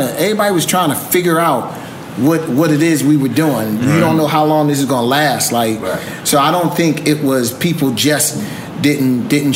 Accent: Philadelphia, Pennsylvania, United States; we grew up in the inner city. We grew up in Philly.

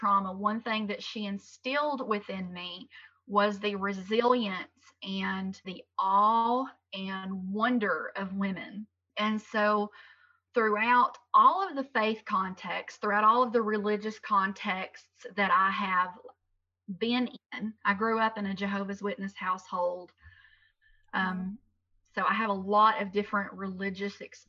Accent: Tennessee, United States; I've lived in Tennessee my entire life

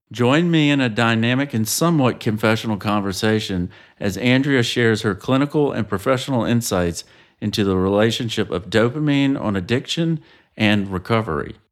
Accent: Savannah, Georgia, United States; my hometown of Savannah, Georgia

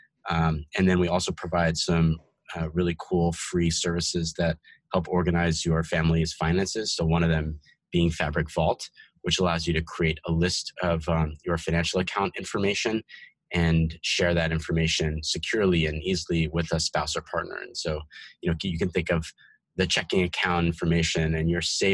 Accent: New Jersey, United States; also born or lived in Bronx, New York City / Portland, Oregon; raised in New York City and in New Jersey, where I had most of my childhood and grew up and went to high school.

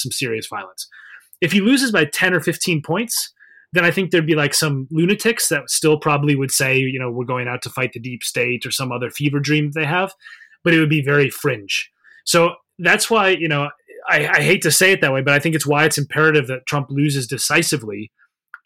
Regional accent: Minnesota, United States; I'm from Minnesota, for example, in the Midwest.

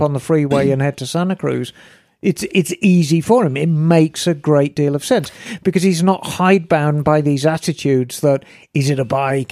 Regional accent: Birmingham, West Midlands, United Kingdom; moved away; I was born and raised in Birmingham, and Birmingham is right in the middle of England

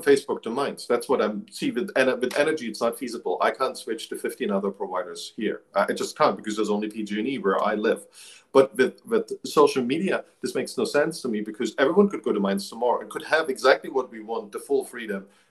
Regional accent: eastern Germany, Germany; I grew up in Eastern Germany

